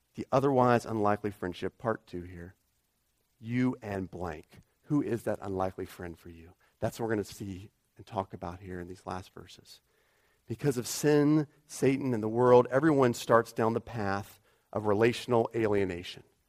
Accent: United States; moved away; I'm an American

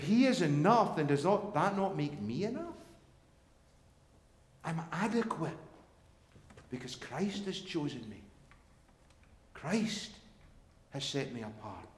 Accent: Scotland, United Kingdom; now in United States; I'm Scottish

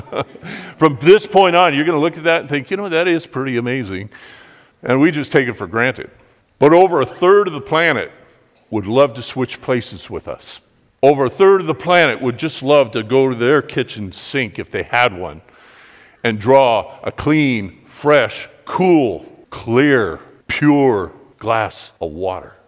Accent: United States; we grew up here in America.

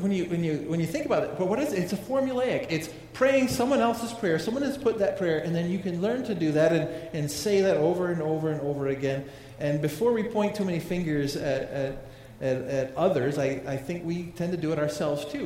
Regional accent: United States

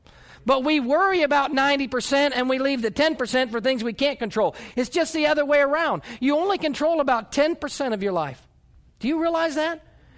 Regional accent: New York, United States; born there; also born or lived in North Carolina; now in Oklahoma, United States; You know, I was born in New York and lived in North Carolina and moved from North Carolina to Oklahoma, and I pull out in front of somebody here in Oklahoma

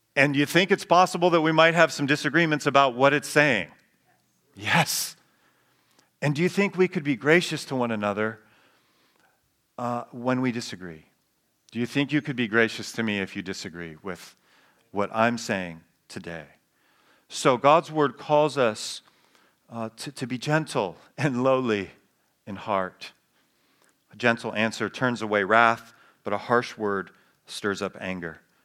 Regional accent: United States; who we are as Americans

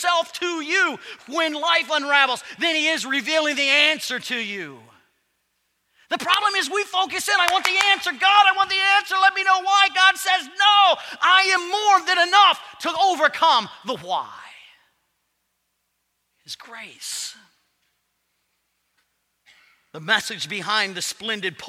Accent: Ohio, United States; I was born in Ohio

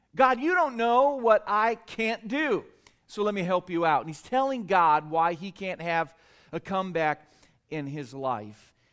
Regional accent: California, United States; I was born and raised in California

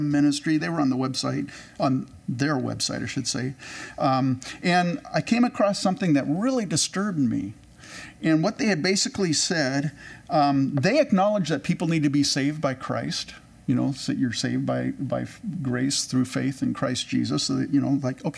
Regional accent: California, United States; I grew up in California

